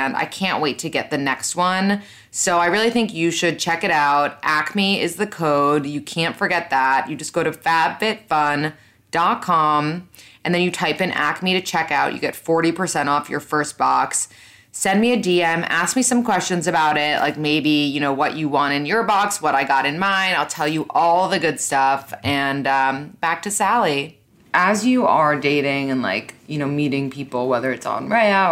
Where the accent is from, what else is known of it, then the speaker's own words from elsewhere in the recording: New York, United States; I was born and raised in New York. I'm still living in New York.